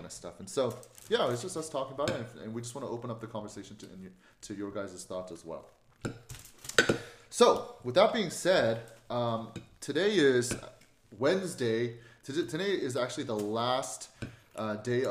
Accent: Oklahoma City, Oklahoma, United States; I'm from Oklahoma City

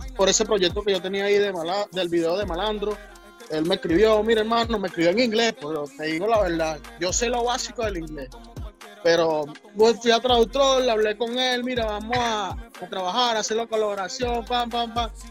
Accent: San José de Río Chico, Miranda, Venezuela; yo soy de, de, de San José, Río Chico, de Miranda

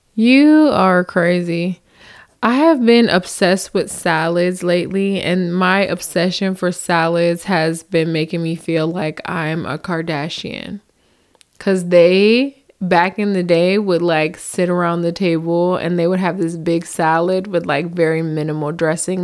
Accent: New Jersey, United States; moved away as an adult; now in Southern United States; I come from the north, so I'm from Jersey

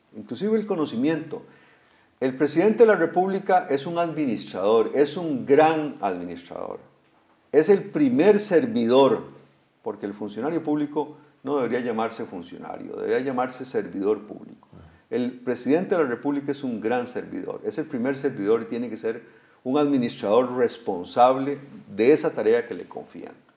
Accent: Costa Rica; como costarricenses

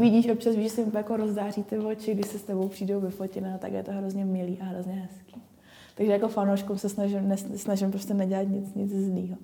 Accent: Ostrava, Moravian-Silesian Region, Czechia; Já jsem z Ostravy

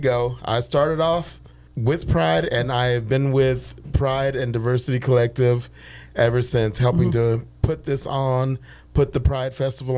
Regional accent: Dallas, Texas, United States; now in Ventura, United States; I'm originally from Texas, Dallas, Texas, born and bred, as we say in the country

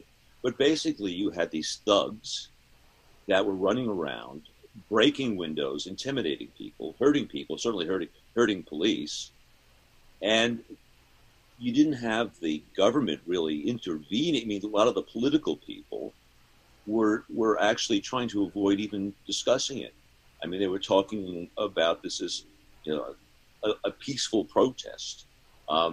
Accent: Seattle, Washington, United States; I'm from Seattle. I live in Seattle

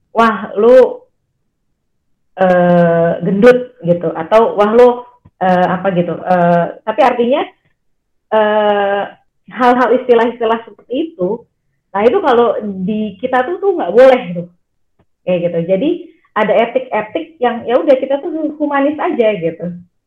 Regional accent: Jakarta, Indonesia; also born or lived in Purwokerto; Saya orang Jakarta, saya lahir Jakarta dan besar di Jakarta

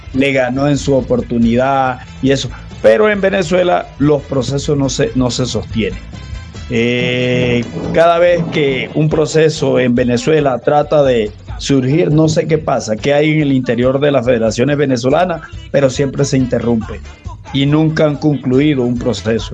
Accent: La Guajira, Colombia; now in Cali, Colombia; yo también soy costeño, soy donde nace Colombia, soy de La Guajira

